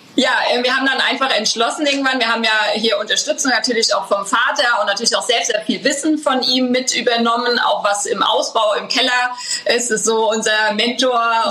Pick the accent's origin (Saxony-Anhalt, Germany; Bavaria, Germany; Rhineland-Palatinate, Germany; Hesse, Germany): Rhineland-Palatinate, Germany; Schornsheim; wir sind ja mitten in den Weinbergen aufgewachsen, hier in Schornsheim im elterlichen Weingut